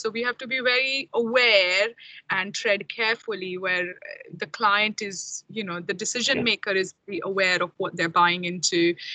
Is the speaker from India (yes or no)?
yes; India; moved away as an adult; now in United Kingdom; I'm from India originally, and I came to UK about 16 years ago. Um, did my masters here